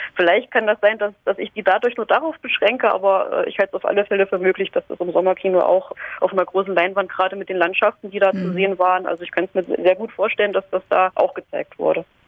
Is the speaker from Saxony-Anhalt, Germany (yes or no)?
yes; Halle, Saxony-Anhalt, Germany; moved away; ich komme ursprünglich aus Halle